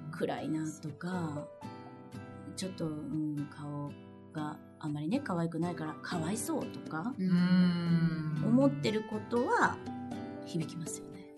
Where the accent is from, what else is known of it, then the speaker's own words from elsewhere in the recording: Kansai, Japan; うちはもう関西人なんで。私も主人も。